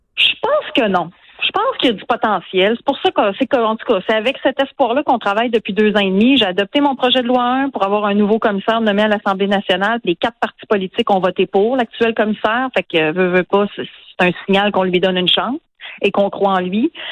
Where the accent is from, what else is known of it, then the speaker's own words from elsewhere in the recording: Quebec City, Quebec, Canada; je viens de Québec. Je vous l'ai dit, j'ai grandi sur la rive sud et dans Louis Hébert, en banlieue ouest de Québec